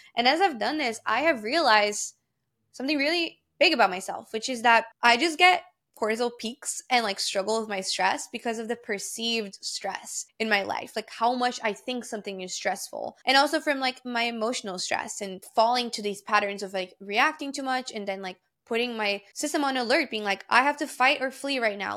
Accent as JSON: {"language": "English", "country": "Brazil", "tie": "born or raised there", "moved": "yes", "said": "Because I grew up in Brazil, I speak Portuguese fluently, and then I also am fluent in English and in Spanish"}